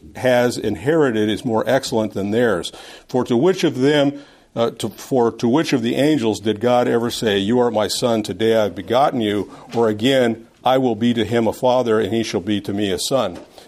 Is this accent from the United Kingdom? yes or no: yes; Scotland, United Kingdom; Anyway, I'm not Irish. I'm Scottish. I don't say it right.